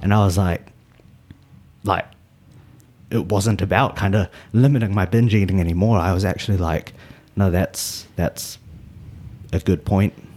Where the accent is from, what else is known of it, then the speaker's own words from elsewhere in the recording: Auckland, New Zealand; I was born in New Zealand. My parents are from Malaysia. Um, and at the moment, I'm living out in, uh, Westmere. So, lived kind of pretty central my whole life